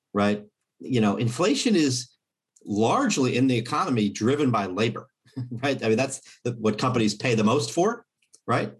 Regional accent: Kansas City, United States; my hometown Fed

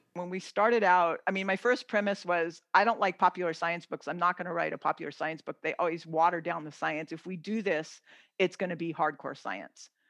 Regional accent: California, United States; I come from California

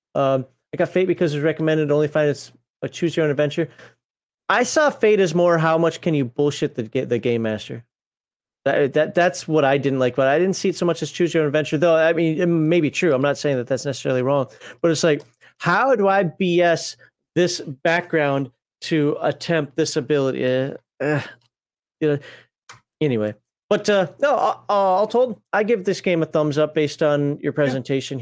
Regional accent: Minnesota, United States; I'm Minnesotan.

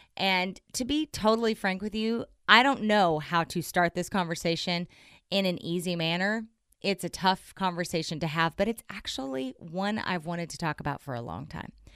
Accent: Southern Oklahoma, United States; I'm from Southern Oklahoma. I grew up in a Southern Baptist church

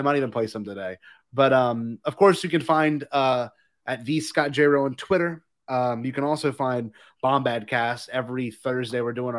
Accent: Louisiana, United States; I know I'm from Louisiana and I'm used to Mardi Gras, but this is a different version of Mardi Gras.

